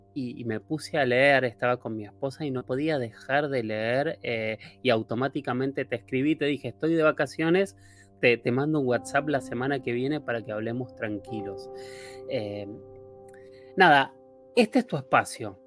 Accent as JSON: {"language": "Spanish", "country": "Argentina", "said": "todos tenemos acento los argentinos"}